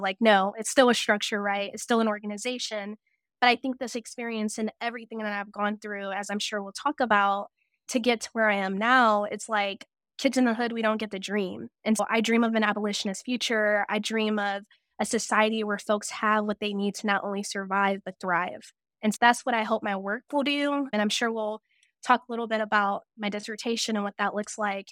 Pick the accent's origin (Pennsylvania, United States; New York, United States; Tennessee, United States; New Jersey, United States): Tennessee, United States; Cleveland; moved away as an adult; also born or lived in Toledo, Ohio; I was born in Toledo, Ohio, but I was raised in the middle of nowhere, Tennessee, Cleveland, Tennessee